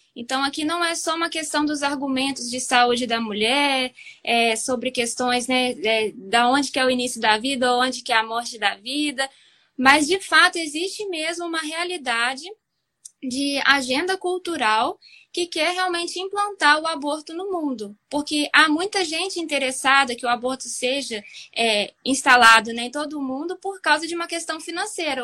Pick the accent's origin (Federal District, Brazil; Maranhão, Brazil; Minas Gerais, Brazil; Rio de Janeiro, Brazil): Minas Gerais, Brazil; Juiz de Fora; eu sou de Juiz de Fora